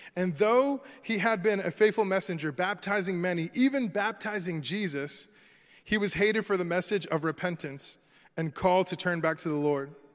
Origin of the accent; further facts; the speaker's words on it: Florida, United States; I'm from Florida, right? So I'm born and raised here